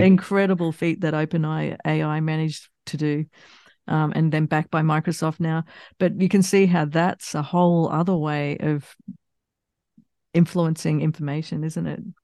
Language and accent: English; Australia; moved away; also born or lived in United States / England; I grew up in Australia